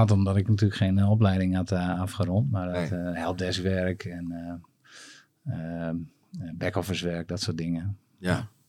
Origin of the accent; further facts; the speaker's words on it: Gasteren, Drenthe, Netherlands; born there; now in Annen, Netherlands; Ik ben geboren in Gasteren, Jou bekend? Gasteren?